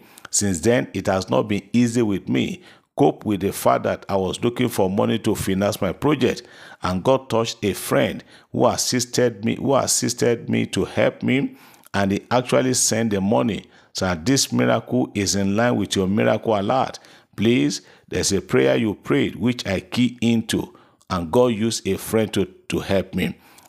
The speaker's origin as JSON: {"language": "English", "region": "Abia", "country": "Nigeria", "said": "from Abia State."}